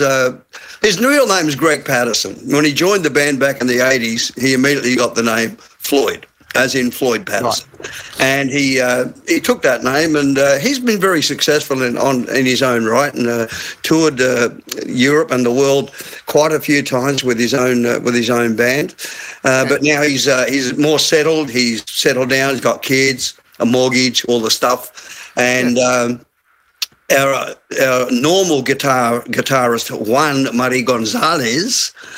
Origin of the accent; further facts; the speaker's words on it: Glasgow, Scotland, United Kingdom; moved away; I'm from Glasgow